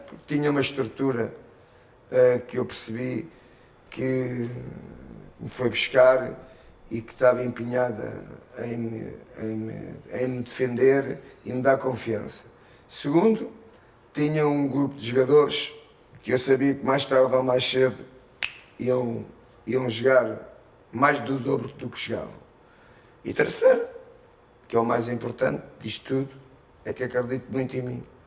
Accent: Portugal; moved away as an adult; now in Brazil

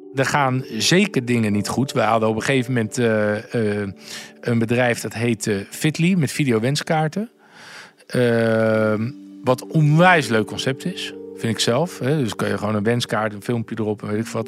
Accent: Gouda, South Holland, Netherlands; now in Amsterdam, Netherlands; Ik kom uit Gouda en ik heb een onwijs fijn warm gezin

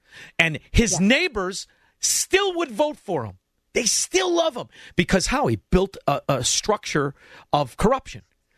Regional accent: Melrose Park, Illinois, United States; I'm from Melrose

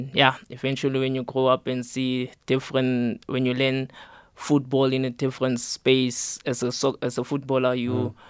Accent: Rietvlei Extension 23, West Rand, Gauteng, South Africa; moved away as an adult; also born or lived in Bloemfontein; I'm from Rietvlei Extension 23, West Rand. Mm-hmm. I grew up there.

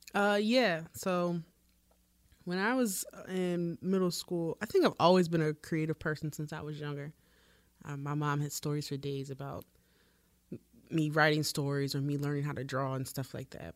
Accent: Baltimore, Maryland, United States; I'm a photographer from Baltimore

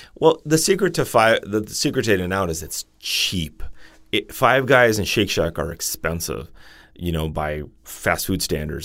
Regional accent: Los Angeles, California, United States; I'm from L

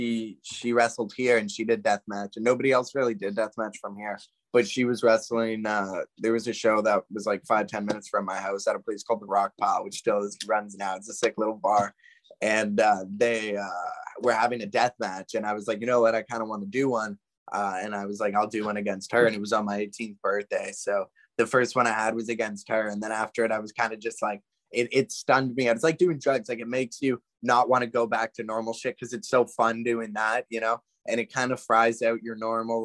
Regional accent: Canada; Growing up in Canada, you play hockey. At least majority of people do. So obviously I did that for a large portion growing up

